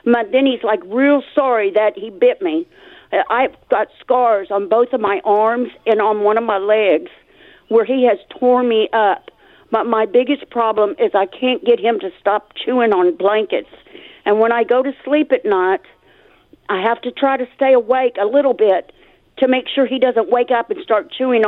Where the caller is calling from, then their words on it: Mesquite, Texas, United States; Mesquite. It's right here in Dallas.